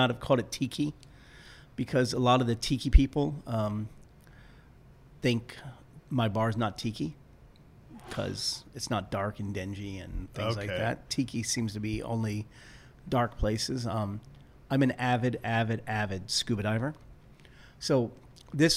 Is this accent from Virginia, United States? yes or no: yes; Arlington, Virginia, United States; I grew up in Arlington, grew up around that area.